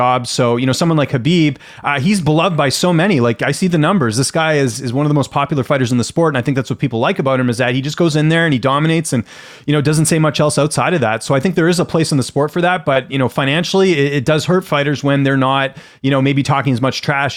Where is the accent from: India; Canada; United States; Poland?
Canada; I grew up in Canada.